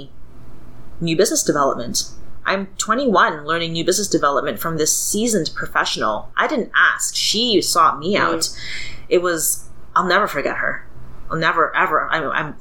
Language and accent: English; Toronto, Ontario, Canada; I grew up in Scarborough